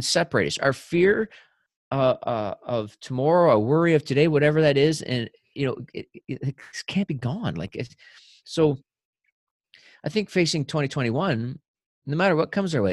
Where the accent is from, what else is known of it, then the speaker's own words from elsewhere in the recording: New Brunswick, Canada; when I was a kid growing up in New Brunswick